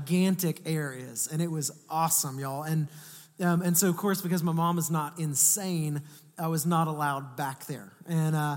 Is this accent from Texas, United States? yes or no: yes; Atascocita, Texas, United States; I grew up in Northeast Houston